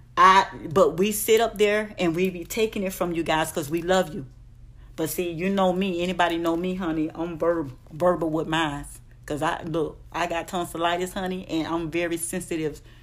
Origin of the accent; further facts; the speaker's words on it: Miami, Florida, United States; I'm from Dade County, Liberty City, three oh five